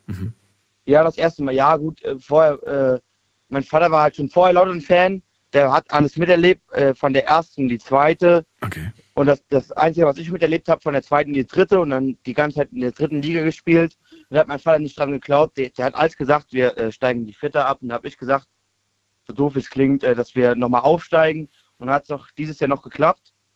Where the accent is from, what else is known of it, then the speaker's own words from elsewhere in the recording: Kaiserslautern, Rhineland-Palatinate, Germany; ich komme erst ja aus Kaiserslautern